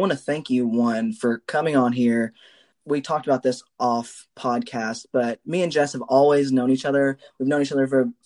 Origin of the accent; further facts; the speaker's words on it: Kentucky, United States; We're both from Kentucky